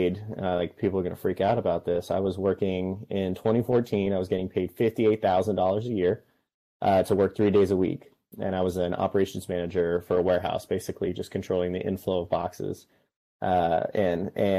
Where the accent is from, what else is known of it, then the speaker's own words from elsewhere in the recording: Riverside, California, United States; my mom's house, which is the house I grew up in Riverside